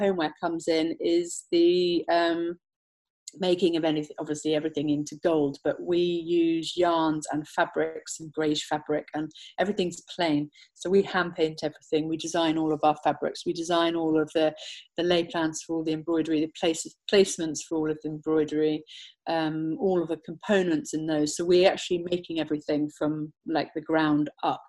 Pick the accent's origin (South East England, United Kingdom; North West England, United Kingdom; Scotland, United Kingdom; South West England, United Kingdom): South West England, United Kingdom; Somerset; also born or lived in London; Born and bred from Somerset, now based in Somerset more full time.